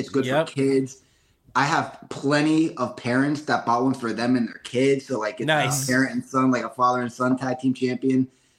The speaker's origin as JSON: {"language": "English", "town": "Bloomsburg", "region": "Pennsylvania", "country": "United States", "tie": "born or raised there", "said": "I grew up in Bloomsburg, Pennsylvania."}